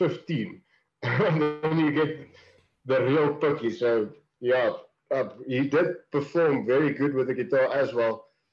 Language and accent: English; Kells River, Western Cape, South Africa; we're from Kells River. It's about 20 km out of Stellenbosch